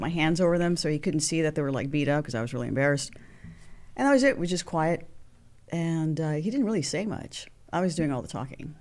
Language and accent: English; Los Angeles, California, United States; also born or lived in Santa Monica, California / Venice, California / San Pedro, California; born and raised in Hollywood